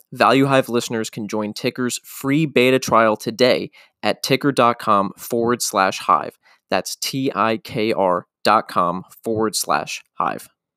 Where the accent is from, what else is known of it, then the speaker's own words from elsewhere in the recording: Maryland, United States; I'm from Maryland